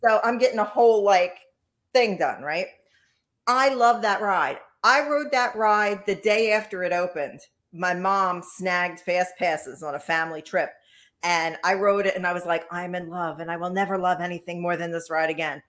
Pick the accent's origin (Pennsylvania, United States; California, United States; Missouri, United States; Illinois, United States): Pennsylvania, United States; Philadelphia; I'm from Philly